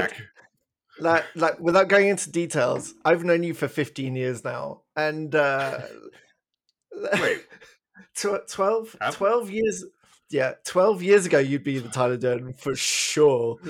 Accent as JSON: {"language": "English", "region": "England", "country": "United Kingdom", "moved": "as an adult", "lives_now": "Canada"}